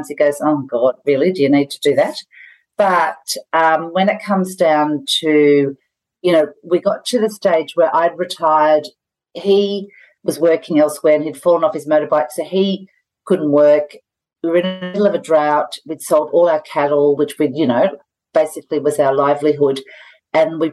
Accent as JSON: {"language": "English", "town": "Tamworth", "region": "New South Wales", "country": "Australia", "tie": "born or raised there", "lives_now": "Gunnedah, Australia", "said": "I grew up in Tamworth. I've been in Gunnedah for 30 plus years."}